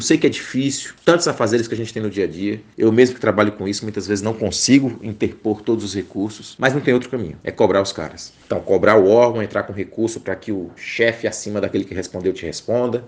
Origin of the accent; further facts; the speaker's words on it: interior of Rio Grande do Norte, Brazil; lá no interior do Rio Grande do Norte, que é a minha terra